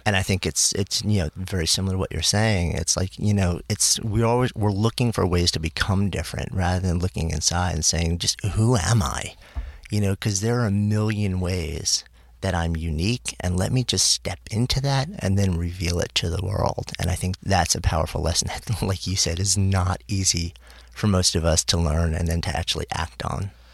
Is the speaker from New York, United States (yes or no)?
yes; New York, United States; now in New York City, United States; I grew up just outside of New York City. I've been in the city since '89